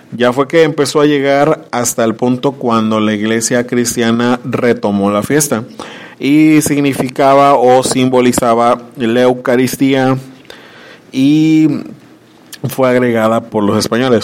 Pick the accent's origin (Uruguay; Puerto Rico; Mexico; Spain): Mexico; como mexicanos desconocemos nuestras, nuestras costumbres